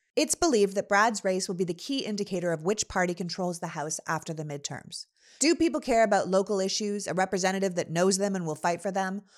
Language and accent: English; Toronto, Ontario, Canada; also born or lived in Montreal; now in Los Angeles, United States; we live in Los Angeles, but I'm originally from Toronto